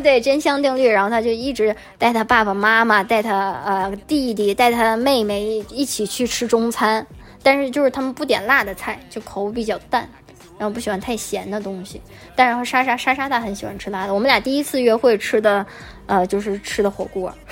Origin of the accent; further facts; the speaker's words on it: China; moved away; 我我就觉得作为中国人的一个角度来想